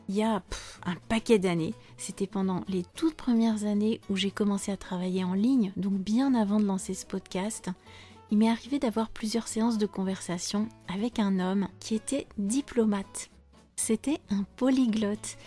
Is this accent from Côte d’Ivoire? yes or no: no; France; je suis française